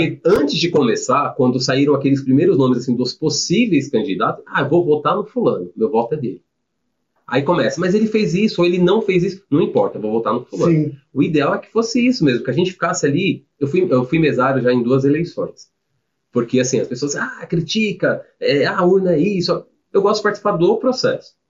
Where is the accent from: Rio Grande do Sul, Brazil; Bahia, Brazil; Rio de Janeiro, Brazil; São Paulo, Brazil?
São Paulo, Brazil; moved away as an adult; now in Jundiaí, Brazil; Sou de São Paulo, nasci e criei lá em São Paulo